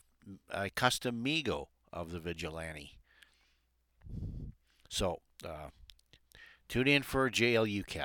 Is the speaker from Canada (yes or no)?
yes; Alberta, Canada; I'm from Alberta.